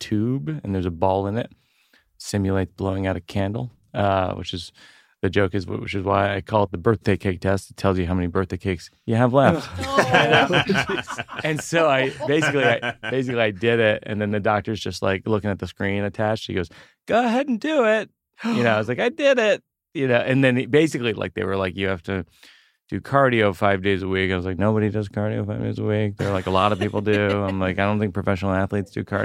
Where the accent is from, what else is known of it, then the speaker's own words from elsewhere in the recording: Shrewsbury, Massachusetts, United States; moved away; I grew up outside of Worcester